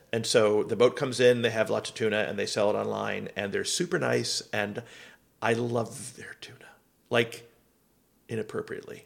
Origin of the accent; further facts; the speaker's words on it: Miami, Florida, United States; moved away; also born or lived in Seattle; I grew up in Miami and then lived in Seattle